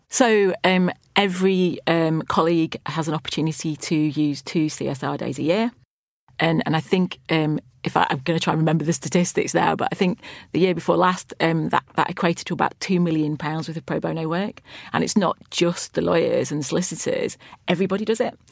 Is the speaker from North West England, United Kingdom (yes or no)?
yes; Lancashire, North West England, United Kingdom; I grew up in Lancashire